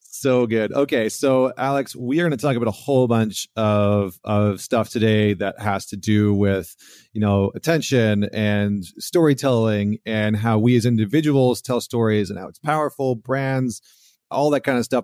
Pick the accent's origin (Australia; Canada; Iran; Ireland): Canada; Alberta; I come from Alberta